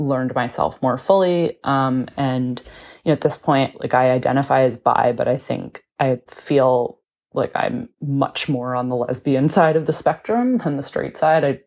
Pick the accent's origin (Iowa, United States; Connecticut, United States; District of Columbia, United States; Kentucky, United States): Connecticut, United States; moved away as an adult; now in Brooklyn, United States; I'm from Connecticut. I live in Brooklyn, New York